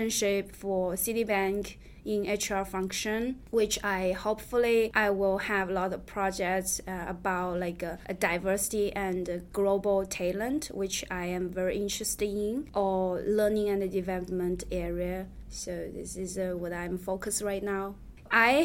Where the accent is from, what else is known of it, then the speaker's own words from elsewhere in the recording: China; English is a second language; moved away as an adult; now in United States; I'm from China